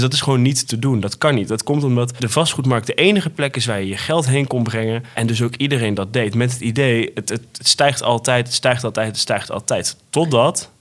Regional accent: Netherlands; als Nederlander

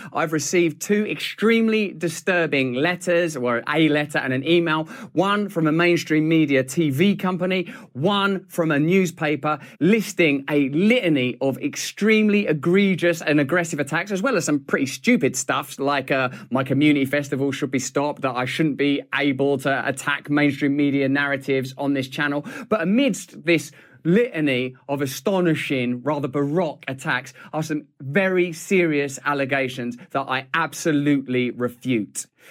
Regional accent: England, United Kingdom; I'm English

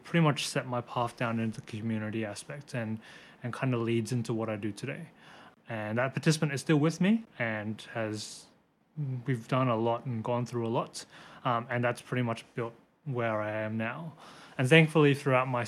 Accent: Brisbane, Queensland, Australia; accent: Aussie; also born or lived in Hong Kong; I was born in Hong Kong and I came to Australia when I was 3 years old and pretty much have been Brisbane born and raised since

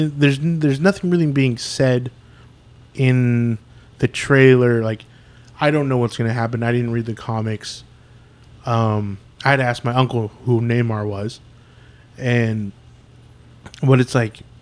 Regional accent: United States; there's no Aztec in me, you know, I'm born and bred in America. My uncle was from a different part of Mexico than the Aztecs were from

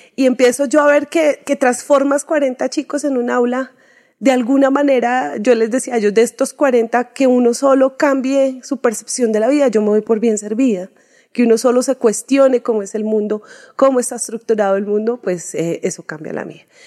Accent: Soacha, Cundinamarca, Colombia; soy así de Suachuna

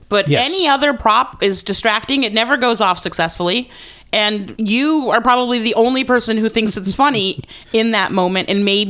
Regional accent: United States; first language Estonian; English is a second language; I was born here.

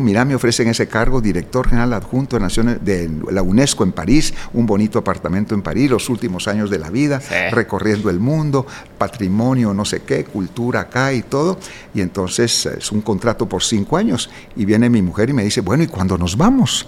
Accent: Guatemala; como guatemalteco

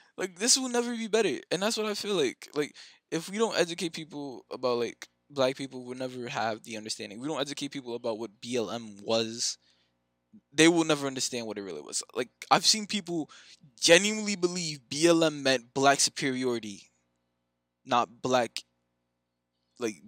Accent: Jamaica; I'm a Jamaican Christian

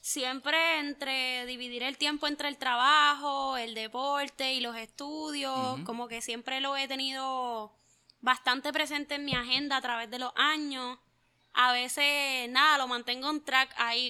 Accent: Juncos, Puerto Rico; Yo soy de Juncos, original del pueblo de Juncos

